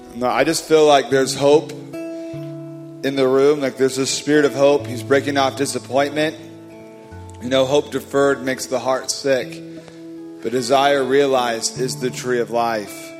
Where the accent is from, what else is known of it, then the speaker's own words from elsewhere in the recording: California, United States; I'm from California